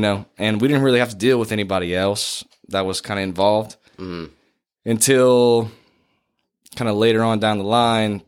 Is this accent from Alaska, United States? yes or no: no; Kaplan, Louisiana, United States; I grew up in Kaplan